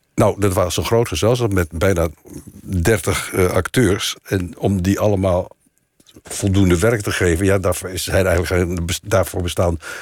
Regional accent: Delft, South Holland, Netherlands; moved away; also born or lived in Wassenaar / North Brabant / Amsterdam; ik ben geboren in Delft. En ik via Wassenaar en via Brabant kwam ik dan in Amsterdam

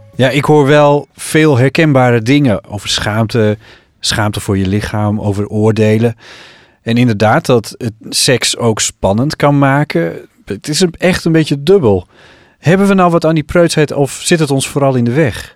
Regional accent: Friesland, Netherlands; uit dat kleine dorpje in Friesland waar ik ben opgegroeid.

